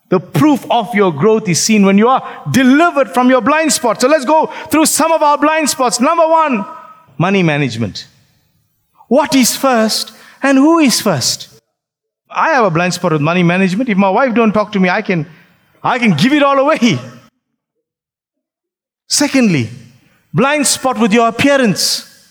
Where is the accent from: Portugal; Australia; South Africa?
South Africa; Phoenix, KwaZulu-Natal; I grew up in Phoenix.